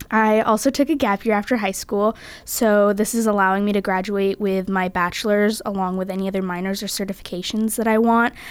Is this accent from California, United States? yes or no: yes; California, United States; moved away as an adult; I'm from California and I'm currently a sophomore.